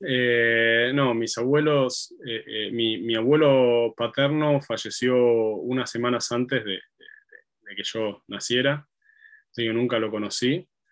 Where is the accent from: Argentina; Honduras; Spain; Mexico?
Argentina; Buenos Aires; yo soy de, Argentina, de Buenos Aires, la ciudad de Buenos Aires